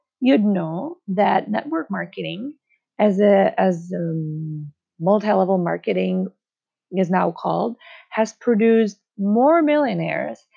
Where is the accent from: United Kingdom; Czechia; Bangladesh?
Czechia; moved away as an adult; now in United States; I moved from my home country of the Czech Republic to the United States.